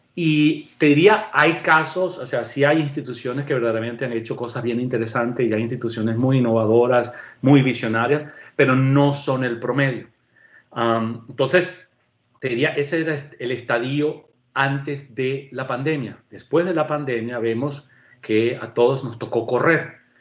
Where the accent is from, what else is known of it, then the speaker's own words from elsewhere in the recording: Venezuela; moved away; en mi país de origen, que es Venezuela